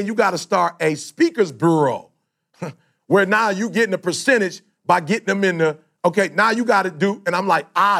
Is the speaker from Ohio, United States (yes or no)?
no; Detroit, Michigan, United States; I'm from Detroit